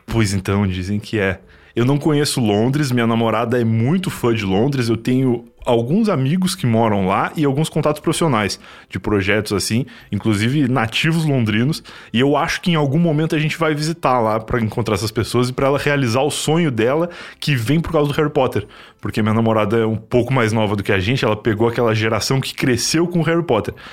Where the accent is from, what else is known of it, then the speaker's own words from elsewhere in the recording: Rio Grande do Sul, Brazil; eu, como gaúcho